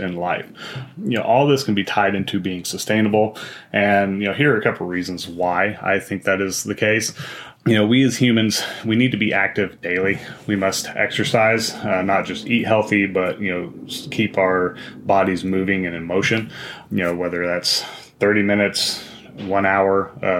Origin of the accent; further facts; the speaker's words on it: Wyoming, United States; I grew up in Wyoming